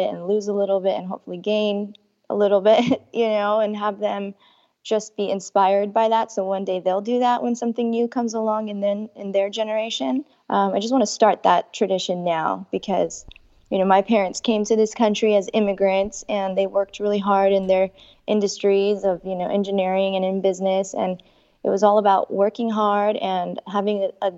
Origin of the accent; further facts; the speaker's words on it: California, United States; I was born and raised in California